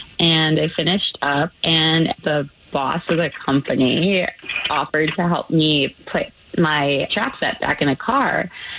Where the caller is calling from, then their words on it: Altamonte Springs, Florida, United States; I'm calling from Altamont Springs.